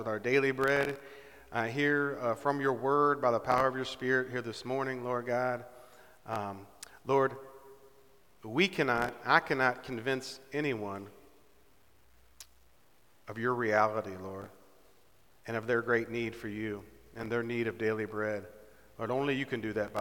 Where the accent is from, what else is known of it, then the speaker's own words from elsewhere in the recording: Southern West Virginia, United States; I'm from Southern West Virginia